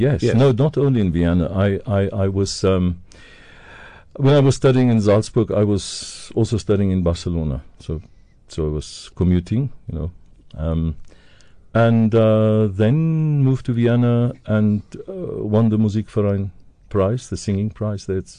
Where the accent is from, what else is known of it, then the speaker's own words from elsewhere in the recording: Dundee, KwaZulu-Natal, South Africa; moved away as an adult; Wasbank near Dundee. So I grew up that area in Dundee, went to school there.